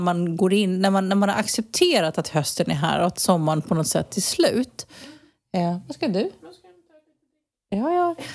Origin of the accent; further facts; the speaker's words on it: Sweden; moved away as an adult; now in Spain; jag är svensk medborgare fortsatt. Jag har min familj kvar.